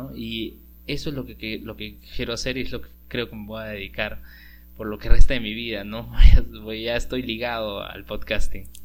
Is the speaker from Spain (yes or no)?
no; Peru